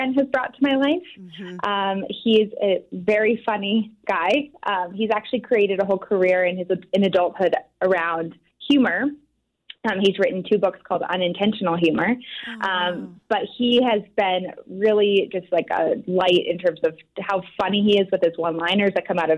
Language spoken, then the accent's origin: English; Louisville, Colorado, United States; also born or lived in Denver, Colorado; I grew up in a small town outside of Boulder, Colorado called Louisville, and went to high school in Denver, Colorado.